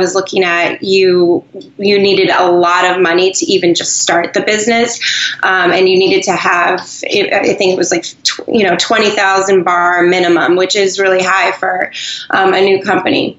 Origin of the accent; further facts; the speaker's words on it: New Hampshire, United States; moved away; also born or lived in Boston; I'm from New Hampshire, and I vacation in Maine